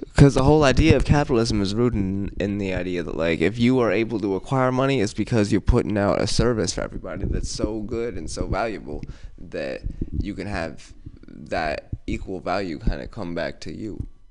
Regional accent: Oakland, California, United States; I'm from West Oakland

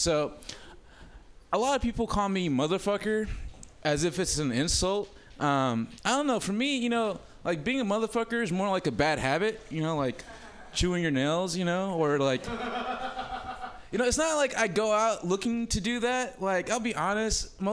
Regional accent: Oakland, California, United States; also born or lived in Africa; now in Humboldt County, United States; I grew up in Oakland and I lived in Africa

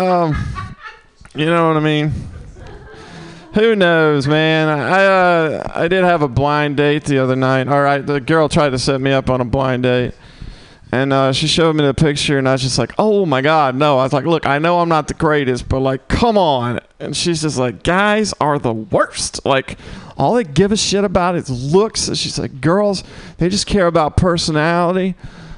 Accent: Mississippi, United States; now in San Francisco, United States; I'm from Mississippi

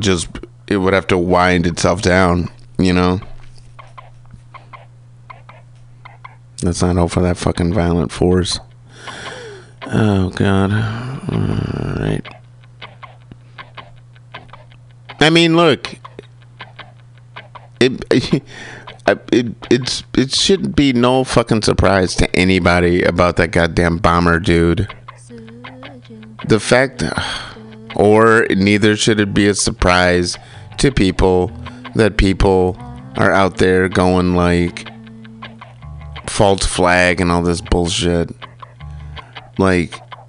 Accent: Kalamazoo, Michigan, United States; part of it is growing up in Michigan. Part of it's growing up in Kalamazoo.

